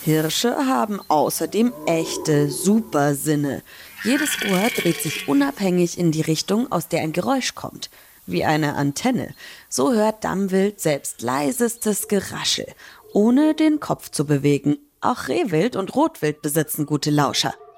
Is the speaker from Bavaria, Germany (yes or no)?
yes; Franconia, Bavaria, Germany; moved away; Ich komme ja ursprünglich aus Bayern. Und da in Franken, wo ich herkomme, der Region